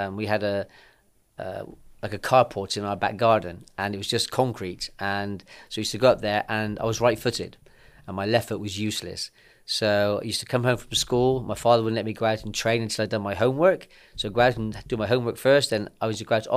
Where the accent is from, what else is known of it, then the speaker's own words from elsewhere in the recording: Bristol, South West England, United Kingdom; I was born in Bristol and born into a footballing family